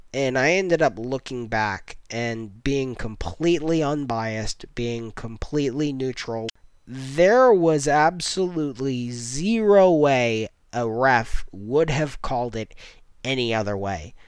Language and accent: English; United States; as an American